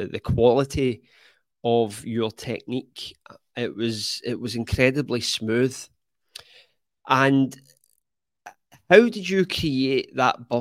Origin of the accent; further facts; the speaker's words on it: Scotland, United Kingdom; I'm actually from Scotland